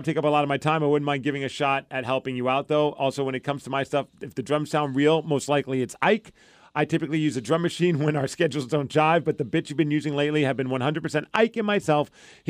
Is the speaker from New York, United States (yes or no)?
yes; New York, United States; I'm from New York.